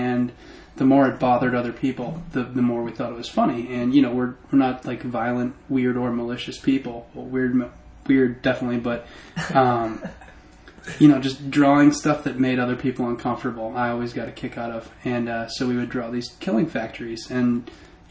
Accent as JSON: {"language": "English", "region": "Massachusetts", "country": "United States", "tie": "born or raised there", "said": "I grew up in Mass"}